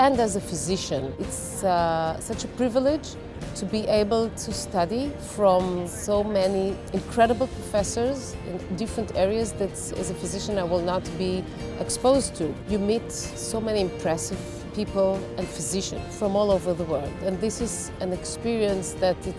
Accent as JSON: {"language": "English", "country": "Israel", "said": "I'm from Israel"}